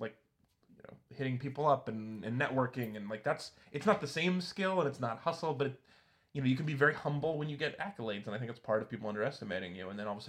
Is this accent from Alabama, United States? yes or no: no; Reno, Nevada, United States; moved away as an adult; also born or lived in Walla Walla, Washington; now in Portland, United States; I was from Reno